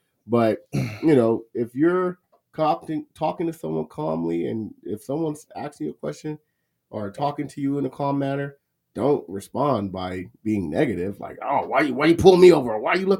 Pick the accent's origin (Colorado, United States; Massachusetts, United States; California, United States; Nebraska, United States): California, United States; Los Angeles; Even as a young kid growing up in Watts